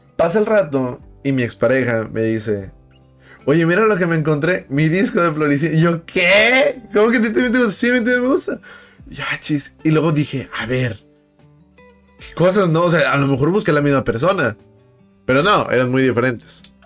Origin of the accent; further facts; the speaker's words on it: Monterrey, Nuevo León, Mexico; Yo soy de Monterrey